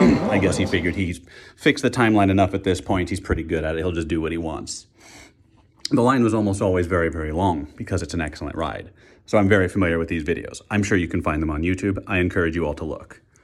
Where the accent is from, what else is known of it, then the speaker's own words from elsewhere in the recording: Wichita, Kansas, United States; moved away; I am in my hometown, my childhood hometown of Wichita, Kansas